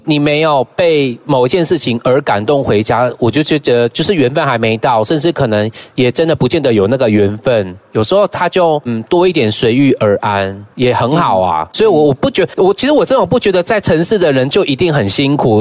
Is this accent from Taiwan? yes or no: yes; Taitung County, Taiwan; moved away; 我回到故乡十年时间，也很常被邀请去台东，呃，学校啊，去分享